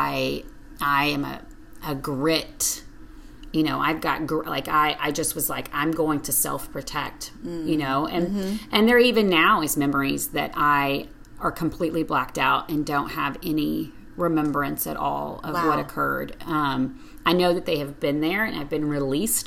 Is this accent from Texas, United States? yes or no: yes; Lumberton, Texas, United States; now in Austin, United States; I grew up in Lumberton, like you said, as mm-hmm. a pastor's kid.